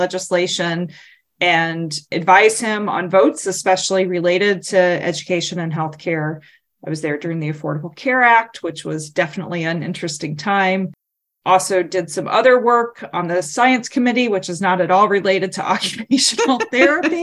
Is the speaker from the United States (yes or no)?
yes; North Carolina, United States; moved away as an adult; now in Washington, D.C., United States; my hometown congressman